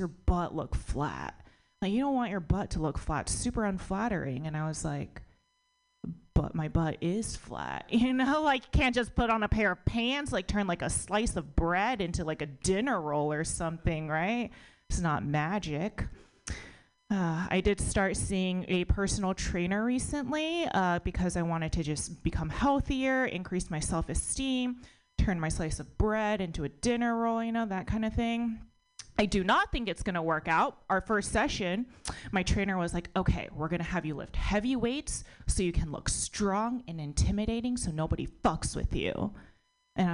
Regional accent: United States; born or raised there

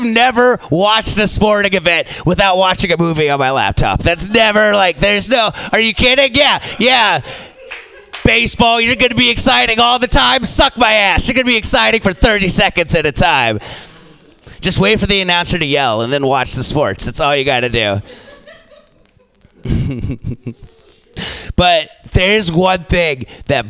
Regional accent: United States; as an American

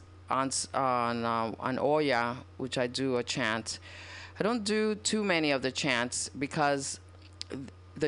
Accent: New York City, New York, United States; I was growing up in Washington Heights in New York

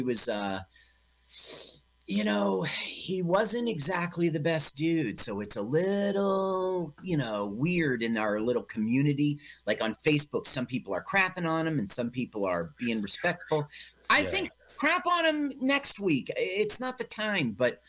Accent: Milton, Ontario, Canada; I grew up in Milton, Ontario, and it was obviously Kleinberg, that house.

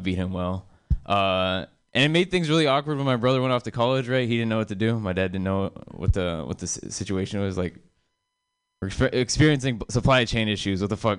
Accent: India; I'm Indian, you know, because it's convenient. I look like this. It'd be really confusing. I also have Indian parents that make them proud, I guess. Yeah, I like being Indian.

